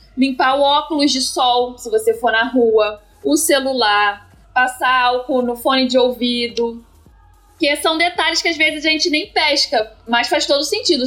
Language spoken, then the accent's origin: Portuguese; Rio de Janeiro, Brazil; eu sou da capital do Rio e trabalho em Caxias